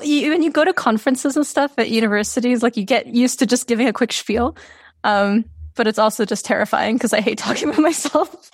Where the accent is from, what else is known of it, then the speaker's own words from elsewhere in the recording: Serbia; moved away; I'm from Serbia originally.